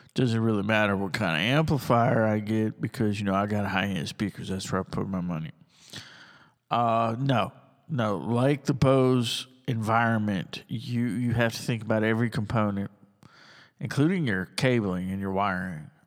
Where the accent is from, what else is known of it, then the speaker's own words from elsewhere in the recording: United States; also born or lived in Tuscaloosa County, Alabama; I'm an American and I love America